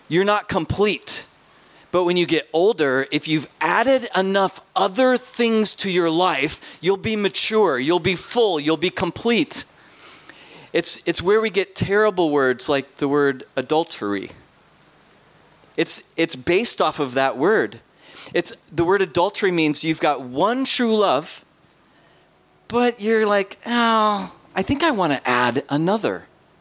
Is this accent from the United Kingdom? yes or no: no; Minnesota, United States; I'm from Minnesota, so I might sound funny.